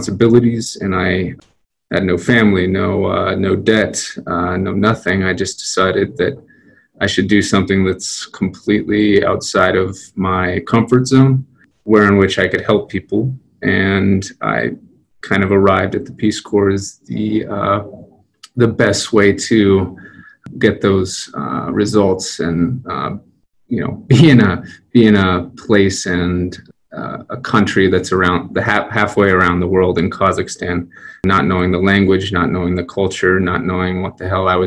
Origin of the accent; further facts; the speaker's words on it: Denver, Colorado, United States; born and bred in Denver, Colorado. Fantastic place to grow up